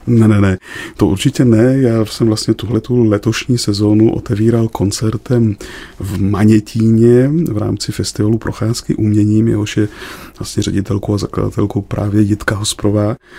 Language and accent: Czech; Czechia; naší krásnou zemi